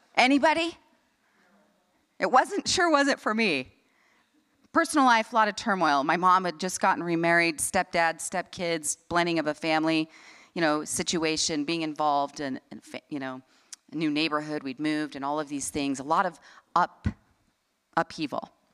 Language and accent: English; Salt Lake City, Utah, United States; I grew up here in Salt Lake City, Utah